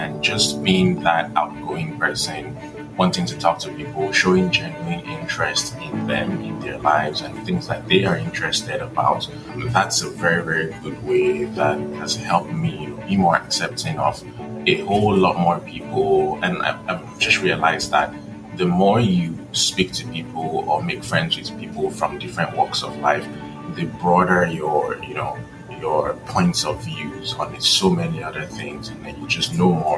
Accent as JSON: {"language": "English", "town": "Akure", "region": "Ondo", "country": "Nigeria", "tie": "born or raised there", "also_born_or_lived": "Lagos, Nigeria / Ogun State, Nigeria", "moved": "as an adult", "lives_now": "United States", "said": "my dad got transferred from Lagos to Akure, Ondo State. So, you know, I lived there, went to primary school in Akure"}